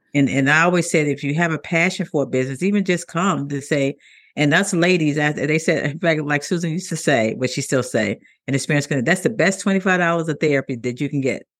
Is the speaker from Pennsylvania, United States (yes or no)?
no; Chicago, Illinois, United States; I'm from Chicago, Illinois